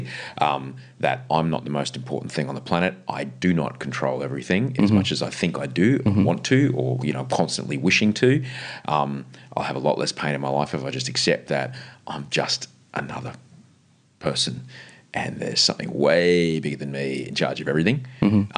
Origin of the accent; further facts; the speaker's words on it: Brisbane, Queensland, Australia; I grew up on the, the kind of Chapel Hill, um, Kenmore oh, area